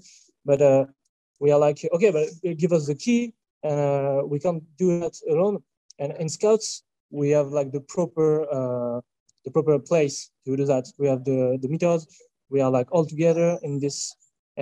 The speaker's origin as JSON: {"language": "English", "country": "France", "said": "I'm from France"}